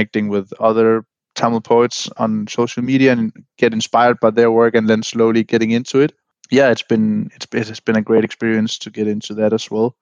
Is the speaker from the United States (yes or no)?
no; Vejle, Southern Denmark, Denmark; English is a second language; my hometown in Vejle, Denmark